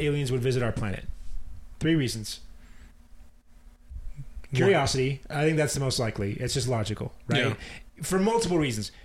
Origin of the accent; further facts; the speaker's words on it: Utah, United States; we grew up in Utah, or I grew up in Utah